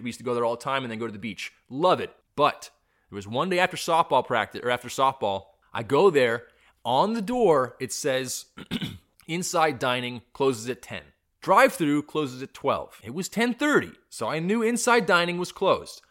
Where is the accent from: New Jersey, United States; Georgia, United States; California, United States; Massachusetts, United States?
California, United States; I'm a Californian